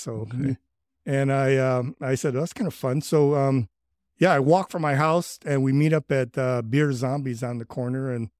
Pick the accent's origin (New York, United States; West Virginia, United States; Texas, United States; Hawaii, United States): Hawaii, United States; now in Boulder City, United States; So I guess this is home, but I grew up in Hawaii.